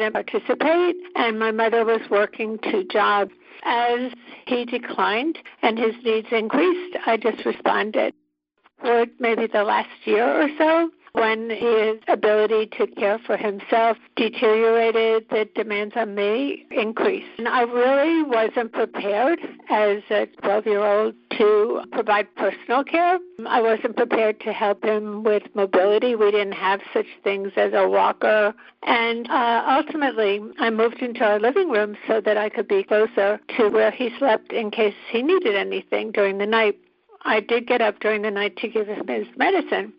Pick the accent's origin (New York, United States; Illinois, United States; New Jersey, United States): New Jersey, United States; When I was growing up in New Jersey